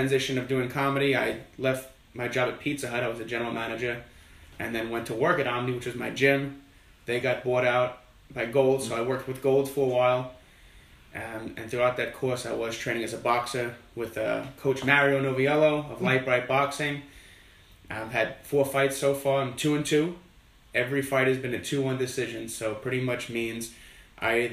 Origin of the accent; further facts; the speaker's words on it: New York City, New York, United States; moved away as an adult; I'm originally from Flushing, Queens, which is one of the boroughs that makes up New York City. Lived there for 18 years and then moved down here